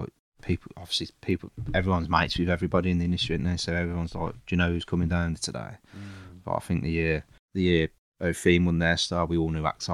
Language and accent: English; Castle Bromwich, West Midlands, United Kingdom; I grew up in Castle Bromwich